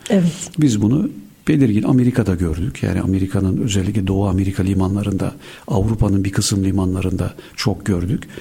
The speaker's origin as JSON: {"language": "Turkish", "region": "Istanbul", "country": "Turkey", "tie": "born or raised there", "said": "İstanbul doğumluyum"}